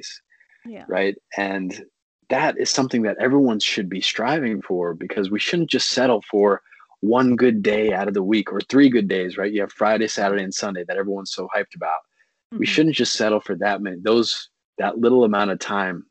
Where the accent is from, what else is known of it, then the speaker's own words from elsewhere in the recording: Pakistan; I grew up from in Pakistan